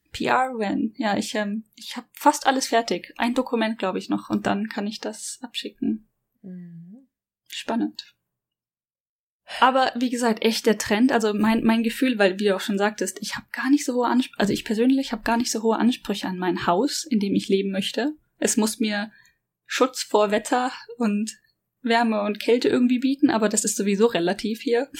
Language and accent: German; Germany; now in Japan; ich als Deutsche